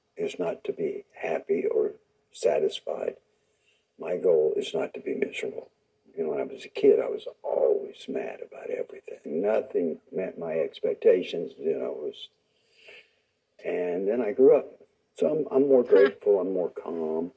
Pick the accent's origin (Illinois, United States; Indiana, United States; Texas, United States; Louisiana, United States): Indiana, United States; Seymour; moved away; growing up in Seymour